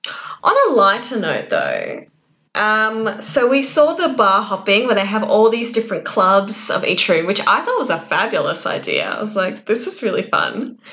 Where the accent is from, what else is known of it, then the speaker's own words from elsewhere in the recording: Minnesota, United States; I'm a model. I'm from Minnesota.